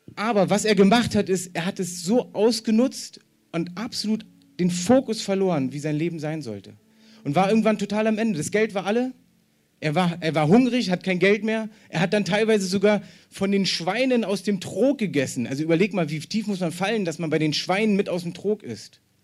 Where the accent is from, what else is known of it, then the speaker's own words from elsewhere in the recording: East Germany, Germany; ich bin ja selber Ossi